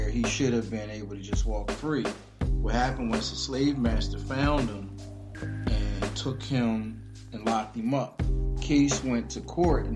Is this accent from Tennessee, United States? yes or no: no; Philadelphia, Pennsylvania, United States; I'm originally from Germantown, but also grew up in West Philly too.